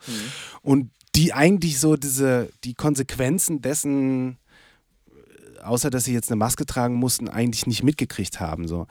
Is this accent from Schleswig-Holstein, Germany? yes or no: no; Lippstadt, North Rhine-Westphalia, Germany; moved away; in Lippstadt, in meiner Heimat